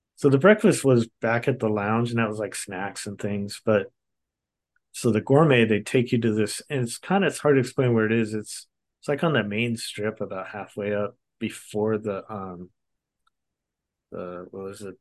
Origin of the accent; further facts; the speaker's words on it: Long Beach, California, United States; I grew up in Southern California in Long Beach, California area